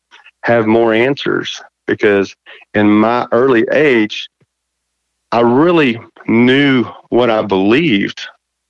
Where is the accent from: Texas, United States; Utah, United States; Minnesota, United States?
Texas, United States; Levelland; also born or lived in Fort Worth; We moved out here in West Texas, and I was in the seventh grade. We moved to Leveland, and my dad was in the John Deere business, and so I was raised out here in West Texas